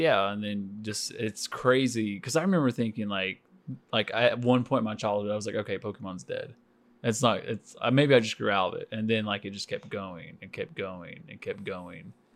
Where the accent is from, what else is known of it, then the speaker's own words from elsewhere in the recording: Stilwell, Oklahoma, United States; growing up in Stillwell, Oklahoma